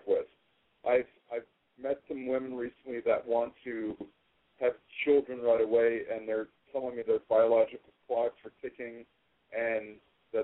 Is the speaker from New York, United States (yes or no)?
yes; Woodstock, New York, United States; also born or lived in Los Angeles / Thousand Oaks; 35, and I am from the famous town of Woodstock, New York